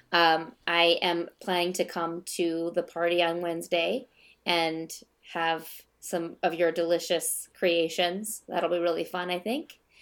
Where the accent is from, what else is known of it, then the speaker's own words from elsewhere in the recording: Minnesota, United States; I'm born and raised in Minnesota